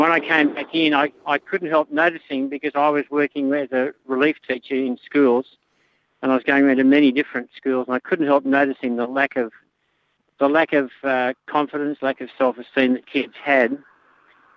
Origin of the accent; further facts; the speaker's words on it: Bankstown, New South Wales, Australia; now in Melbourne, Australia; I was born in Bankstown